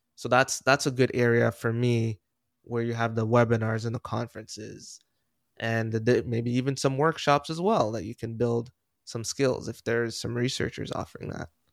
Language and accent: English; Jamaica; I was born in Jamaica